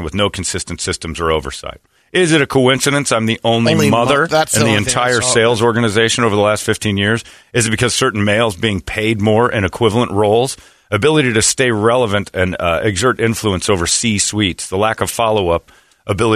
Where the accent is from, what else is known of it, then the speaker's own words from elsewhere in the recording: United States; as an American